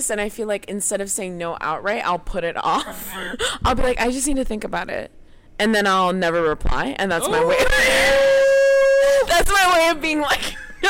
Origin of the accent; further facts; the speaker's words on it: Miami, Florida, United States; now in Williamstown, United States; I'm from Miami.